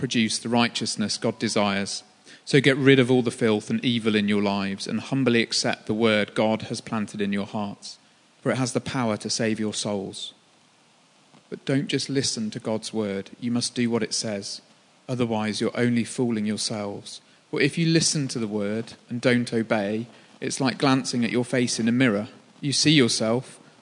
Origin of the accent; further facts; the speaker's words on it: Birmingham, West Midlands, United Kingdom; moved away; I'm from Birmingham. Birmingham is a football city. When you go to school, it was a sexist city too